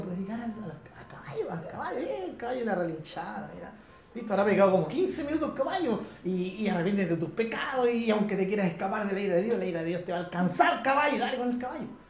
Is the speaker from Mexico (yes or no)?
no; Chile; aquí en Chile nosotros tenemos en zonas rurales, tenemos gente de nuestra misma cultura